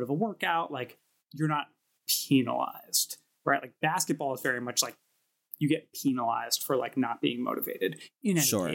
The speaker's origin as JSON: {"language": "English", "town": "New York City", "region": "New York", "country": "United States", "tie": "born or raised there", "said": "Brooklyn born and bred in Park Slope"}